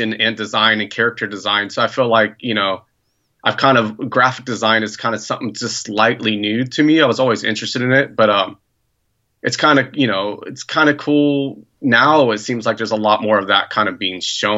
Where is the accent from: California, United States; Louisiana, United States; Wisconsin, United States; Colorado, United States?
California, United States; Santa Cruz Mountains; I grew up in the Santa Cruz Mountains, not really necessarily in the town of Santa Cruz